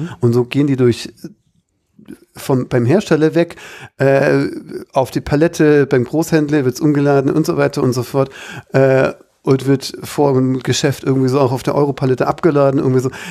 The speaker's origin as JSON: {"language": "German", "region": "Baden-Württemberg", "country": "Germany", "said": "ich bin ja Schwabe, jetzt ist es raus."}